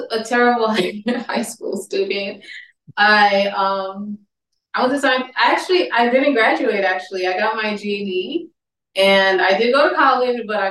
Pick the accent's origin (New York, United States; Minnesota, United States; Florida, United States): New York, United States; New York City; moved away as an adult; now in East Orange, United States; I was born in East Orange, New Jersey, where I currently am now. But my whole life, I was raised in Brooklyn, New York